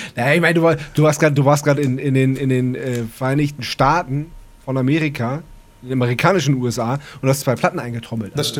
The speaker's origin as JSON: {"language": "German", "area": "Wendland", "region": "Lower Saxony", "country": "Germany", "said": "bei uns im Wendland"}